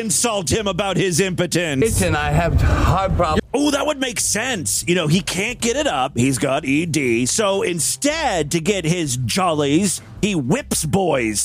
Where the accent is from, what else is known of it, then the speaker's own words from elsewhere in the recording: Ashtabula, Ohio, United States; Ashtabula is my hometown. It's a small town up in northeast uh, uh, Ohio, near Cleveland